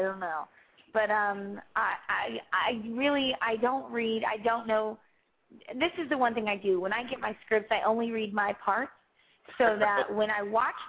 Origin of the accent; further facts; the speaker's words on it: Kentucky, United States; I'm from Kentucky.